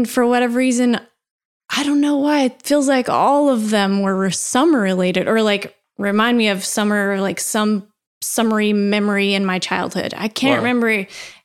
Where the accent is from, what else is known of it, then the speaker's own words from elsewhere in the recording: Tennessee, United States; also born or lived in Pensacola, Florida; I was born in Pensacola, Florida, but my dad lived there after, and my parents got divorced and I moved to Tennessee